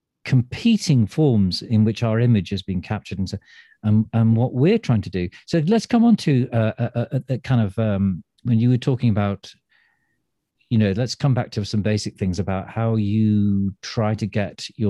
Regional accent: Manchester, North West England, United Kingdom; now in Stratford-upon-Avon, United Kingdom; I'm from Manchester. I was born there

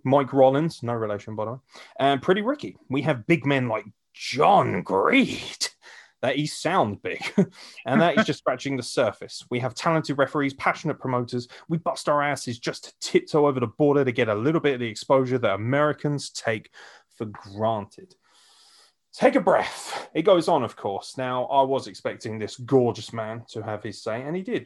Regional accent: United Kingdom; as a British fan

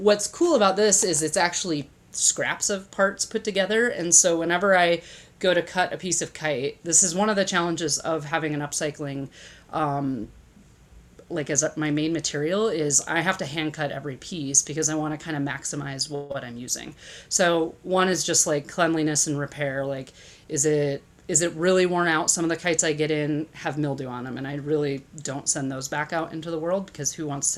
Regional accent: Midwest, United States; I grew up in the Midwest

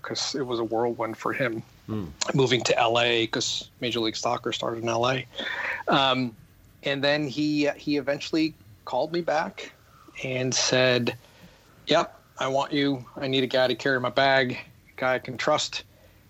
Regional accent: Rockford, Illinois, United States; moved away; And it was a town called Rockford, Illinois

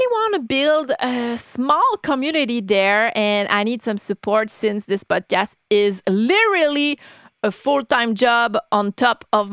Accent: Canada; being a Canadian

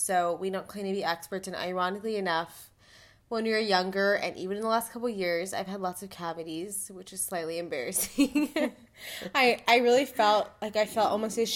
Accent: El Paso, Texas, United States; we're from El Paso

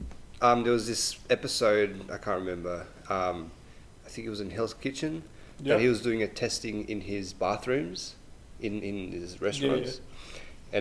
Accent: Canberra, Australian Capital Territory, Australia; We are from Canberra.

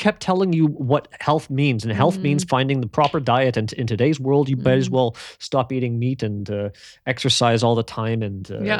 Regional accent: Ontario, Canada; So I grew up in Canada, right? In Southern Ontario.

